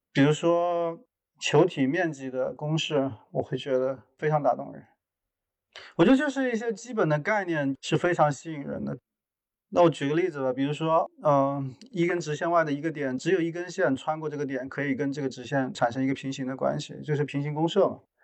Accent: Jingdezhen, Jiangxi, China; moved away; 我是一个生长于景德镇的艺术家

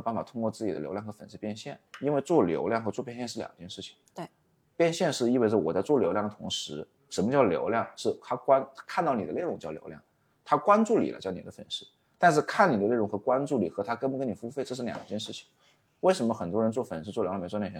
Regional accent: Wuhan, Hubei, China; 我是一个土生土长在武汉做短视频，或者说我是一个在武汉做短视频的

